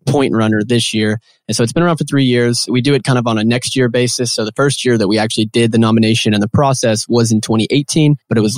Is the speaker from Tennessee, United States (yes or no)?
yes; Nashville, Tennessee, United States; moved away as an adult; now in Chattanooga, United States; I was born and raised in Nashville, Tennessee, but moved down here for school.